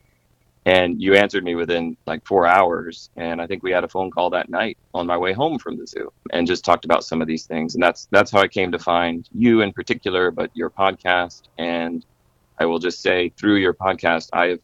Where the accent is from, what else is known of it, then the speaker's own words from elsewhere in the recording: South Carolina, United States; I grew up in South Carolina